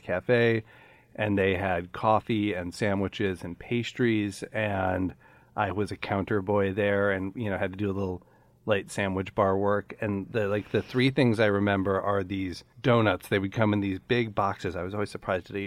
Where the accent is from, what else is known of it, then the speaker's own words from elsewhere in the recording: Chicago, Illinois, United States; a coffee shop a half a block from my house where I grew up in Chicago